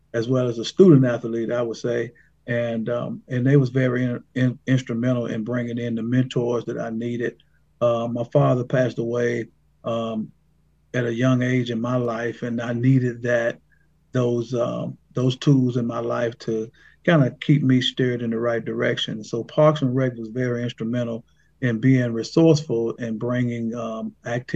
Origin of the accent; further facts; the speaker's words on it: Brownsville, Tennessee, United States; I'm actually in Haywood County. I am born and raised in the same county that I now live and work in.